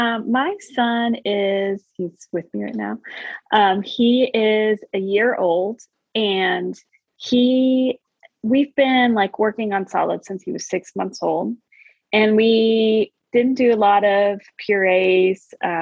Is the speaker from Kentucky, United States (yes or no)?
yes; Louisville, Kentucky, United States; Louisville, Kentucky.